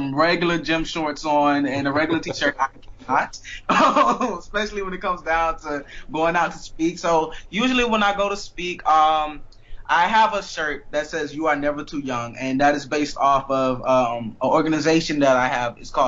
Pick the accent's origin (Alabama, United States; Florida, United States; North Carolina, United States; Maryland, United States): Florida, United States; Miami; I am from Miami